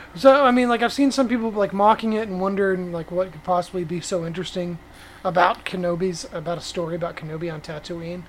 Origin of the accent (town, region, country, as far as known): Fort Worth, Texas, United States; born or raised there